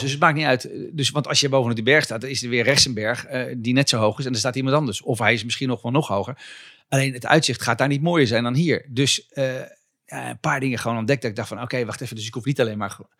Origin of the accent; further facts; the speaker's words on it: Zutphen, Gelderland, Netherlands; ik kom vandaan van ehm, een jongetje langs de IJssel.